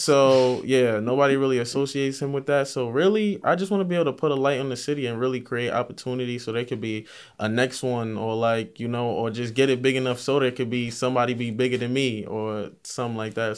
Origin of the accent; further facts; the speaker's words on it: Mount Vernon, New York, United States; I'm from Mount Vernon